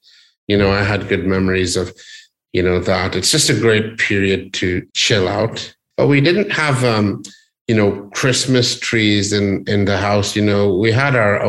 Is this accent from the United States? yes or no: no; Northern Ireland, United Kingdom; I was born in Northern Ireland.